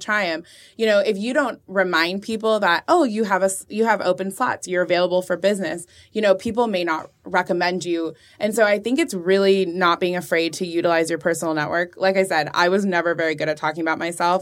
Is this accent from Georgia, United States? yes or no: no; Orange County, California, United States; moved away as an adult; also born or lived in Chicago; now in Austin, United States; I grew up in Orange County